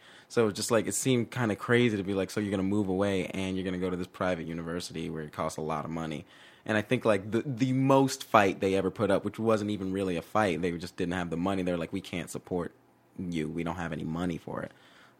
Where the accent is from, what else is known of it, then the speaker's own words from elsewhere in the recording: Georgia, United States; I mean, like, it wasn't one of those things where it's just like, oh, we're from Georgia, you know, we don't know about the big city.